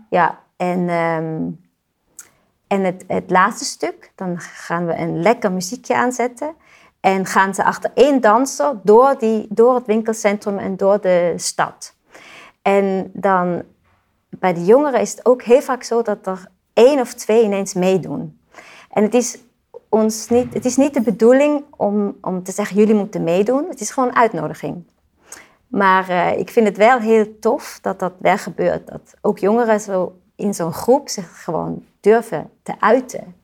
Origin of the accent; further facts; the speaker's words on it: Switzerland; moved away; Ik kom uit Zwitserland